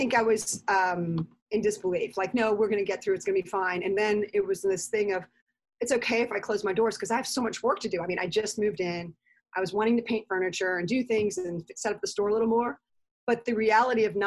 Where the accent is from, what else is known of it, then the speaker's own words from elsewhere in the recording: Jefferson Parish, Louisiana, United States; I grew up in Jefferson Parish